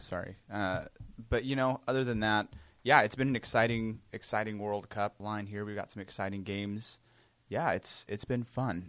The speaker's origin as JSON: {"language": "English", "country": "United States", "said": "as an American"}